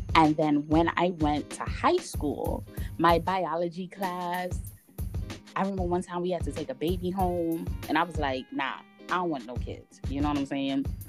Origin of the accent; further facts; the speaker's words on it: United States; we're growing up in America